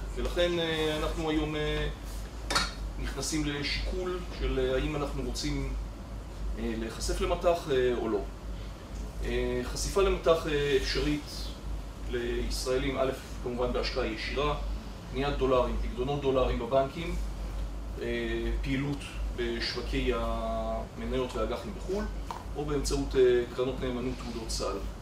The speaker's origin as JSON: {"language": "Hebrew", "country": "Israel", "said": "אני כישראלי"}